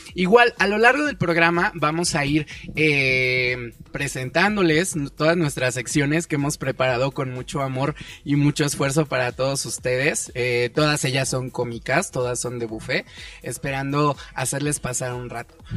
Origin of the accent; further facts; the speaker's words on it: State of Mexico, Mexico; now in Mexico City, Mexico; Yo soy del Estado de México, actualmente vivo en el DF